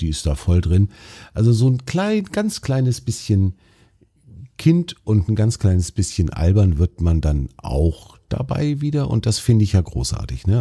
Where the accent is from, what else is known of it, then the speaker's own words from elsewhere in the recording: Baltic Sea coast, Germany; ich bin ja selber an der Ostsee aufgewachsen